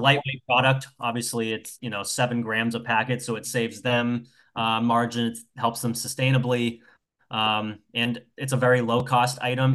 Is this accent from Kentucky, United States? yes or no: no; New Hampshire, United States; moved away as an adult; also born or lived in south of Boston, Massachusetts; now in Massachusetts, United States; I grew up in New Hampshire